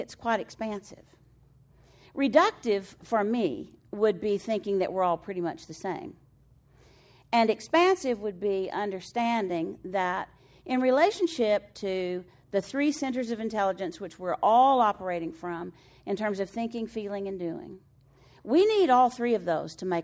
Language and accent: English; Floydada, Texas, United States; moved away; I'm from Floyd Ada, Texas